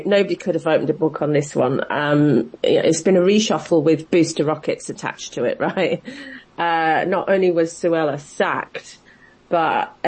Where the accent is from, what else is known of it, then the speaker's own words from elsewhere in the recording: United Kingdom; as a British public